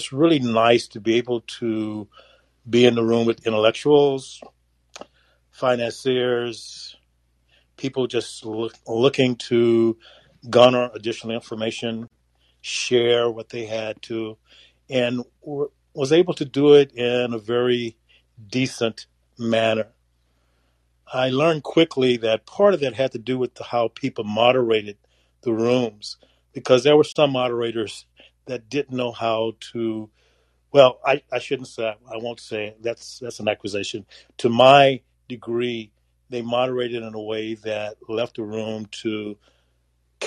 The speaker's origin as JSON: {"language": "English", "country": "United States", "moved": "yes", "lives_now": "United Kingdom", "said": "I'm an American"}